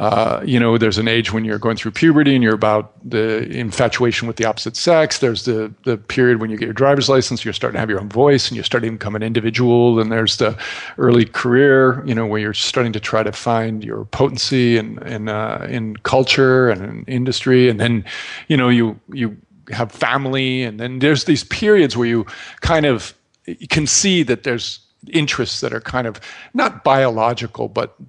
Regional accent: Midwest, United States; growing up in the Midwest, and you sound like you might have a little bit of a similar kind of take on things

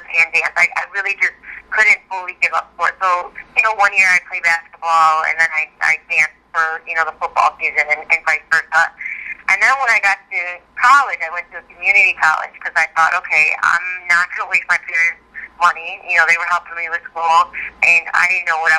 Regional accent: Chicago, Illinois, United States; moved away as an adult; now in Los Angeles, United States; which was really fun to kind of do in my hometown

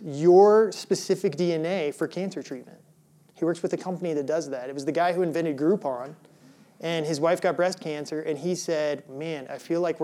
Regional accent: Illinois, United States; moved away; also born or lived in Colorado; I grew up in Illinois.

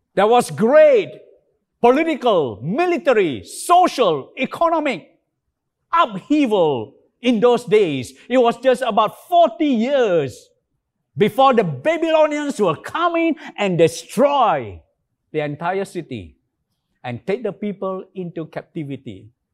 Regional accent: Alor Setar, Kedah, Malaysia; Alostar, my hometown

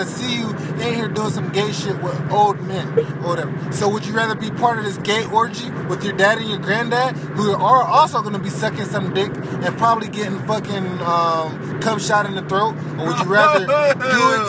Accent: Texas, United States; I'm from Texas. I grew up around a ranch

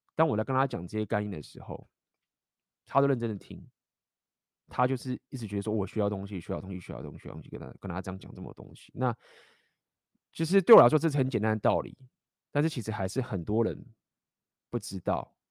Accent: Taiwan; moved away; 我也是在台湾待很久，就是从小就在台湾长大

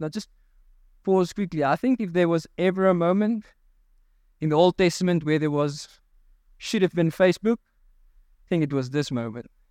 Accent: South Africa; I'm a South African.

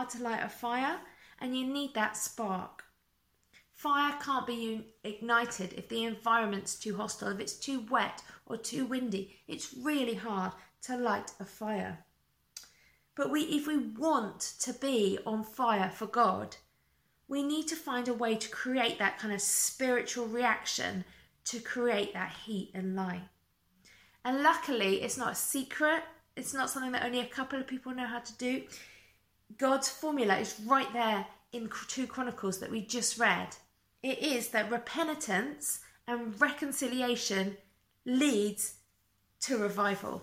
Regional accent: United Kingdom; also born or lived in Essex; us being British

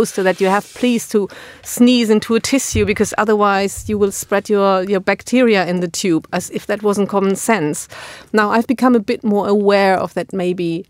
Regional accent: Germany; As a German

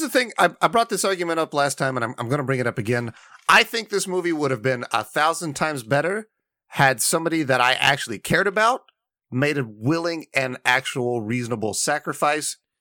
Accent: Indiana, United States; my home state of Indiana

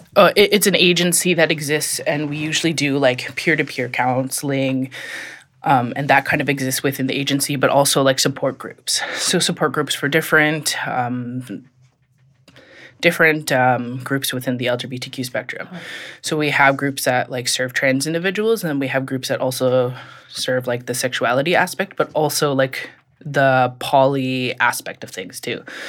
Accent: Regina, Saskatchewan, Canada; now in Ottawa, Canada; I'm originally from Regina, Saskatchewan.

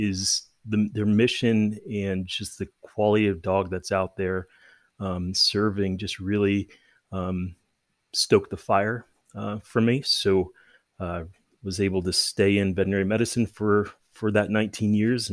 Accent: Tucson, Arizona, United States; now in Colorado, United States; I was born and raised in Tucson, Arizona

